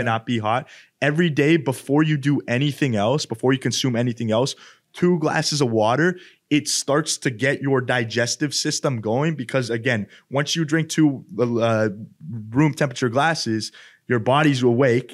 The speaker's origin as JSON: {"language": "English", "town": "Edmonton", "region": "Alberta", "country": "Canada", "moved": "yes", "said": "where I'm from, Edmonton. And yeah, I mean, Canada, I'm from Canada, obviously."}